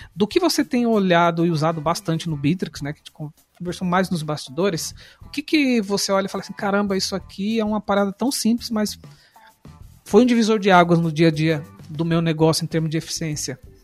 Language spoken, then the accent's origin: Portuguese; São Paulo, Brazil; now in Joinville, Brazil; Sou paulista